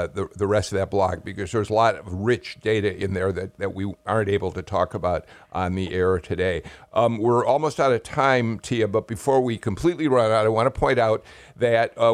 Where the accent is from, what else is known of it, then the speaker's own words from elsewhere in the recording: Chicago, Illinois, United States; now in Georgia, United States; from Chicago, my hometown